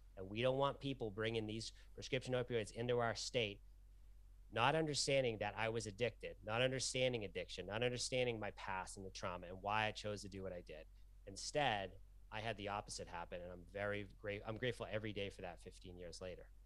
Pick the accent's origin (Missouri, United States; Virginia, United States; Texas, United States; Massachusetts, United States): Massachusetts, United States; Lowell; I grew up in Lowell, Massachusetts